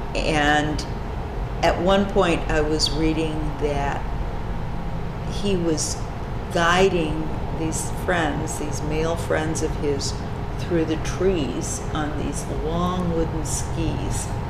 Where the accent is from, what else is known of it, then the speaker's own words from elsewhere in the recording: Chicago, Illinois, United States; also born or lived in River Forest, Illinois / Switzerland; I grew up in the Chicago area